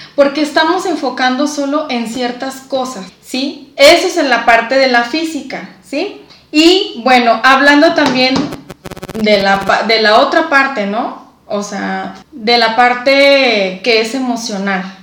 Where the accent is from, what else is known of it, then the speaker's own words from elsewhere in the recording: Mexico; Nosotros como mexicanos